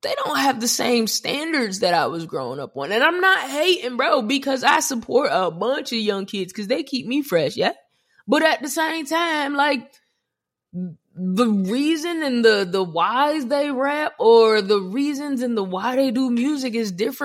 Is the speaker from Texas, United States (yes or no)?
no; New Jersey, United States; I'm from Jersey